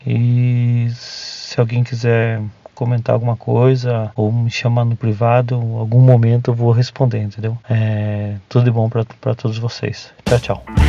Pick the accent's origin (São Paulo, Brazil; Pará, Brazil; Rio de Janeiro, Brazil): São Paulo, Brazil; Tatuí; Eu sou de Tatuí, uma cidade do interior de São Paulo